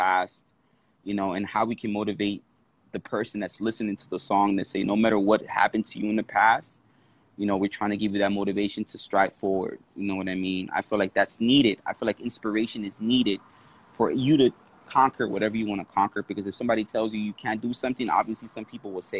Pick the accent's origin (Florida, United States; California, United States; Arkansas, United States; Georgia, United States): California, United States; Los Angeles; also born or lived in New York; I lived out here for a majority of my life, I lived in the 818, which is San Fernando Valley.